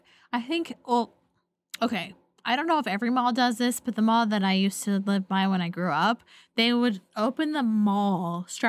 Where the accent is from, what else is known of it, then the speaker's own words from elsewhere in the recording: Pacific Northwest, United States; I grew up in the Pacific Northwest. It rained a lot